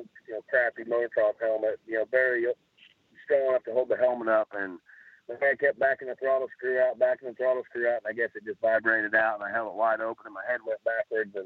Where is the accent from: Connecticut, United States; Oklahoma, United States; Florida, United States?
Oklahoma, United States; Broken Arrow; also born or lived in Tulsa, Oklahoma; grew up in Broken Arrow. We moved out of Tulsa and lived in Broken Arrow for quite a few years, and now I'm back in Tulsa